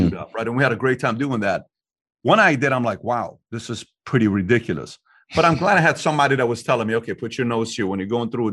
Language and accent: English; Iran; now in United States; I'm from Iran